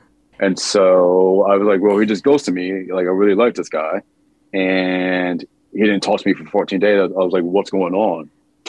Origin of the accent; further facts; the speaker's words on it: Midwest, United States; also born or lived in New York / Los Angeles; now in Tennessee, United States; I'm not from the South. I can't do the South. Like that's not me. I'm from the Midwest. I've lived in New York, LA. I was like, you can't put me in a small town. Yeah. That's just not me. I mean, I grew up in a small town.